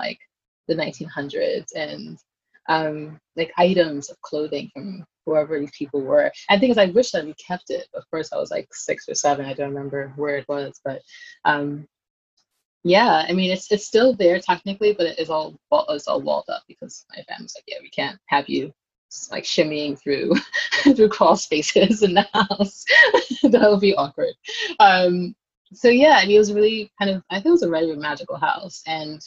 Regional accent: New York City, New York, United States; I grew up in Brooklyn in Flatbush

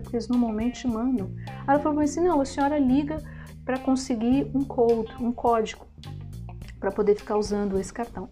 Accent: Brasília, Federal District, Brazil; moved away as an adult; now in Germany; sou de Brasília

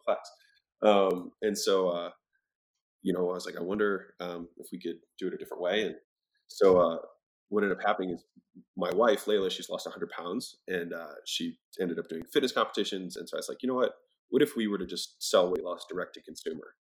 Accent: Baltimore, Maryland, United States; moved away as an adult; also born or lived in Huntington Beach, California; I was from Baltimore

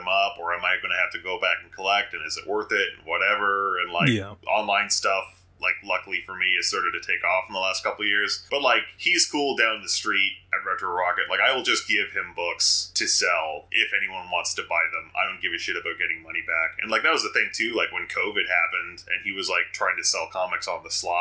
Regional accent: Canada; also born or lived in Toronto / Cambridge; I'm Canadian

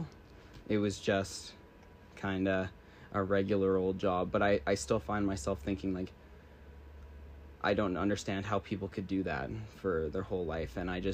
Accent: British Columbia, Canada; also born or lived in Creston, British Columbia / United States; I moved here when I was like 2 or 3, so I basically spent my entire life here. And I got to grow up here

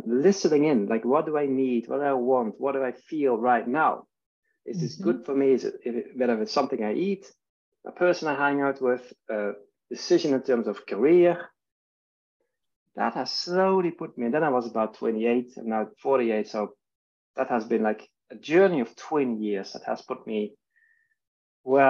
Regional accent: Netherlands; now in Stockholm, Sweden; I'm living in Sweden. I'm from Holland. That's where I'm born. And my family and I are living in Stockholm today

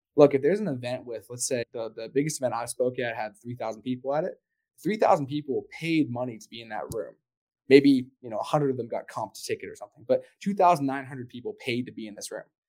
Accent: Canada; I'm from Canada

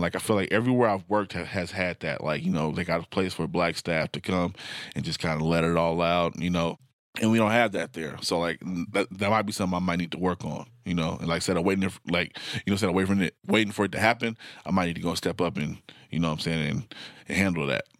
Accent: Portland, Oregon, United States; I grew up in North and Northeast Portland

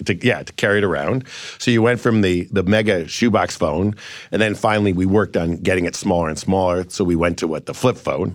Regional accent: Cleveland, Ohio, United States

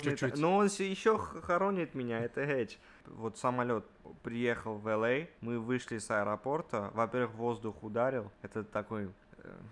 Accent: Armenia; now in United States; Мы приехали, официально приехали из Армении но мы вообще сюда не, не даже не хотели приезжать, но так получилась такая жизненная ситуация, что так надо было.

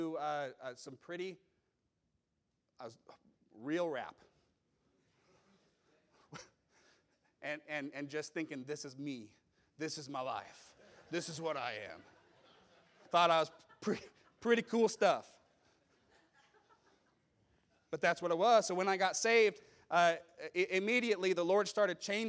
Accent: Meridian, Idaho, United States; I grew up in Meridian, and at that time it was a small town.

